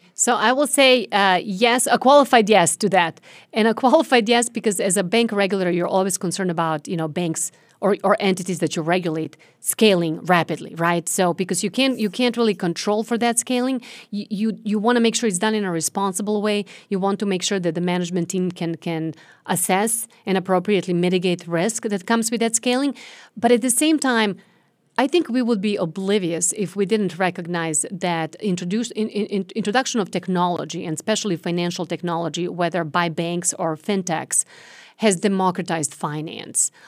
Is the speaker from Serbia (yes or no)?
yes; Serbia; now in United States; I was born and raised in Serbia, former Yugoslavia